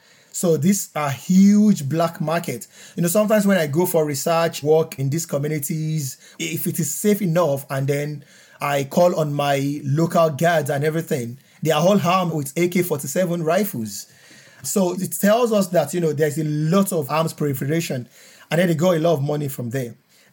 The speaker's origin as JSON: {"language": "English", "region": "Southwest Nigeria", "country": "Nigeria", "said": "I am originally from Southwest Nigeria. When I finished my university, I was posted to Northern Nigeria in Kaduna State."}